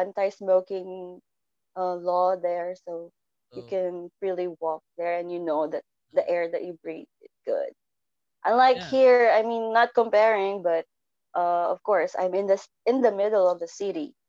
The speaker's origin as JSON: {"language": "English", "town": "Iloilo City", "region": "Western Visayas", "country": "Philippines", "tie": "born or raised there", "moved": "yes", "said": "I grew up in Iloilo City."}